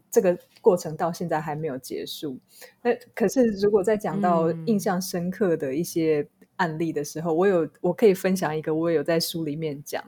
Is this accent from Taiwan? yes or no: yes; Taiwan; 我身为一个在台湾长大的人